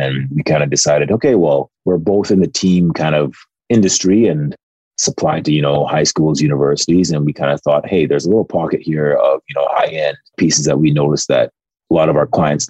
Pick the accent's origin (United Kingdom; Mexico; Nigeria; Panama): Nigeria; And we're both Nigerian. And in my parents' Igbo dialect, Zuike means to relax.